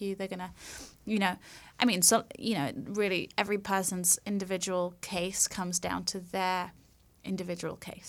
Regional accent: London, United Kingdom; now in Los Angeles, United States; I'm from London. so I'm from. I'm from England.

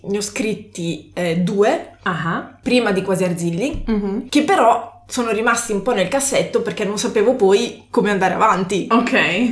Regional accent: Canossa, Emilia-Romagna, Italy; moved away as an adult; also born or lived in Modena; now in Munich, Germany; vengo da Canossa, mm-hmm. che è in provincia di Reggio Emilia

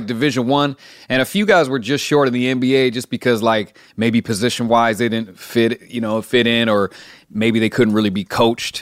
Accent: Keizer, Oregon, United States; I'm in Kaiser, Oregon.

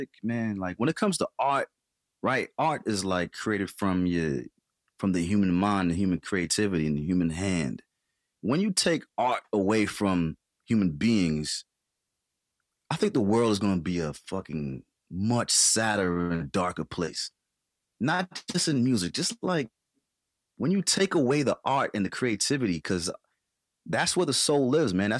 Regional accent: New York City, New York, United States; moved away as an adult; also born or lived in Dominica; I'm from Dominica, grew up in Queens, New York

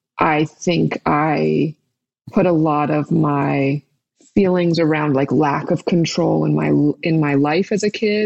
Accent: New York, United States; I was born in New York at Lenox Hill Hospital

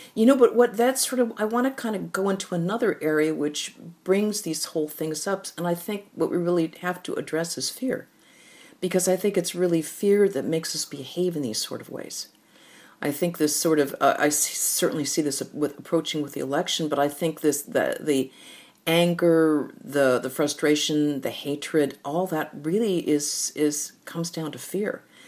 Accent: United States; we, as Americans

